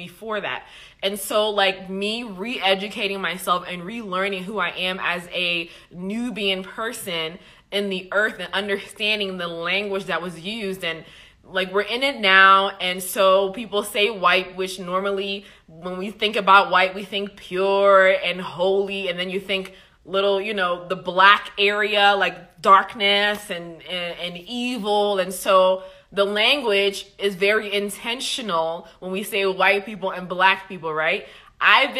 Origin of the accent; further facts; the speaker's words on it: Liberia; I'm from Liberia